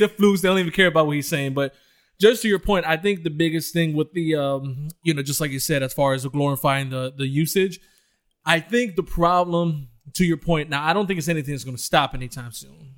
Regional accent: Detroit, Michigan, United States; I came from Detroit, Michigan

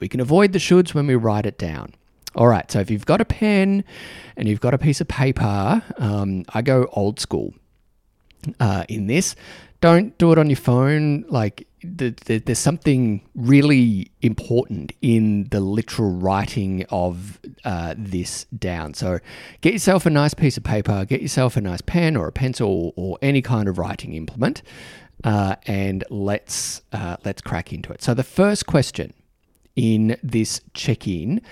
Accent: Australia; accent: Australian; my Australian accent

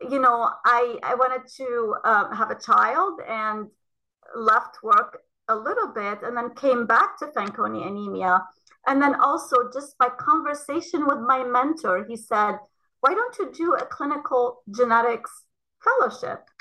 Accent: Lebanon; moved away as an adult; also born or lived in Ohio, United States; now in United States; I came from Lebanon um, after having done a, a Bachelor of Science um, in Lebanon and uh, came to Ohio State for my PhD in molecular genetics.

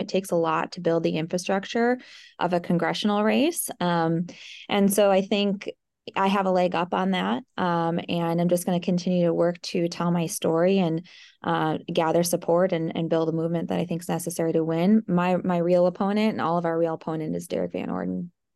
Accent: Eau Claire, Wisconsin, United States; I grew up here in the Eau Claire area. I grew up on a dairy farm

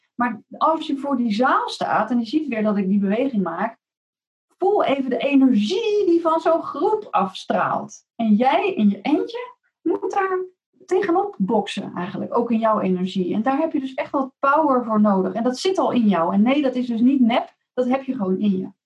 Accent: Rotterdam, South Holland, Netherlands; mede Rotterdammer

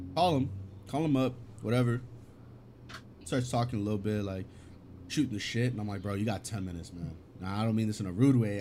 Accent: California, United States; English is a second language; Cali, born and raised

